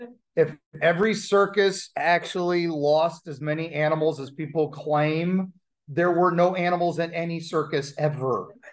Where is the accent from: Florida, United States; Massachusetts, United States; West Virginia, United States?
West Virginia, United States; also born or lived in Kentucky / Ohio; but I'm originally from West Virginia, Kentucky, Ohio, and lived in Hollers.